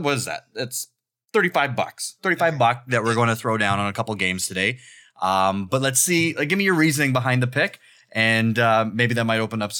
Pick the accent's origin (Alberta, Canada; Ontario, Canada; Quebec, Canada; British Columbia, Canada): Ontario, Canada; Toronto; now in London, Canada; I'm from Toronto